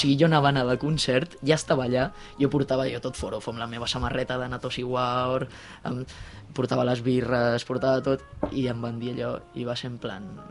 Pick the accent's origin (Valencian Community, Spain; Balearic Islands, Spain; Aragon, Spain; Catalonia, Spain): Catalonia, Spain; Sant Joan Despí; jo sóc de Sant Joan